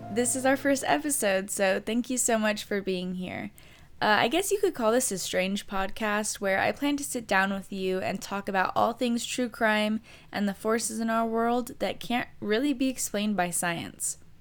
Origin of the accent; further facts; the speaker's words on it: Riverside, California, United States; I was born and raised in Riverside, California